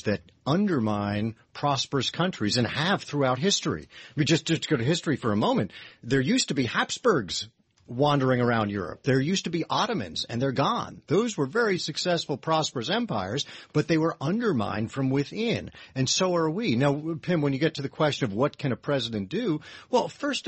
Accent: Jersey Shore, New Jersey, United States; growing up on the Jersey Shore

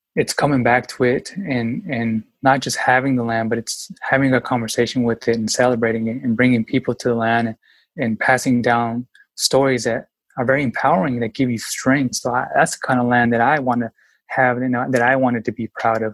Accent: Yakima, Washington, United States; was born and raised in Yakima, Washington, very small town

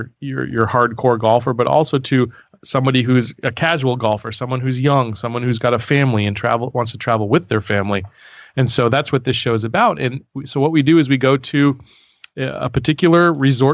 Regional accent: Baltimore, Maryland, United States; I grew up in Baltimore

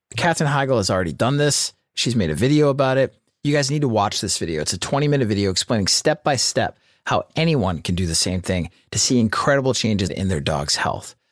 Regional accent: United States; as an American

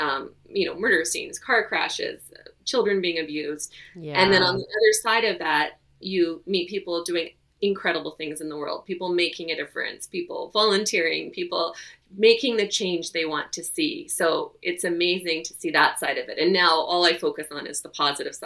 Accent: Victoria, British Columbia, Canada; moved away; also born or lived in Ontario; I grew up in Victoria and then moved away, came back

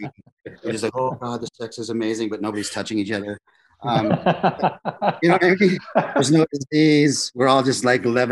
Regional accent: South Dakota, United States; my white South Dakota farm community

